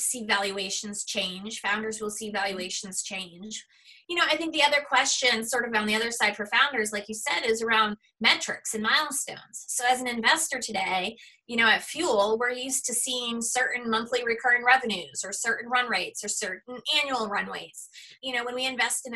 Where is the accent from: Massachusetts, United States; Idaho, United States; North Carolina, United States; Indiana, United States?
Massachusetts, United States; Boston; I grew up in the Boston area